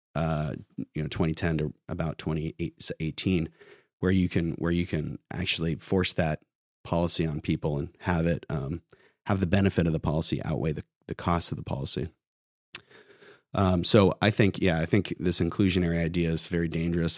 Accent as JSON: {"language": "English", "town": "Santa Barbara", "region": "California", "country": "United States", "tie": "born or raised there", "also_born_or_lived": "San Luis Obispo / San Francisco", "moved": "as an adult", "lives_now": "Sacramento, United States", "said": "I grew up in Santa Barbara, so kind of like NIMBY Central"}